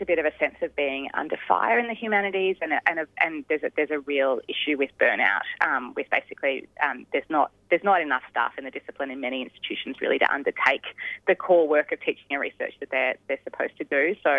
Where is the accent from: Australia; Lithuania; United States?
Australia